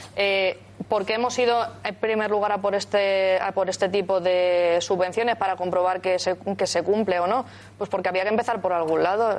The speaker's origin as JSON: {"language": "Spanish", "town": "Alicante", "region": "Valencian Community", "country": "Spain", "said": "Yo soy de Alicante"}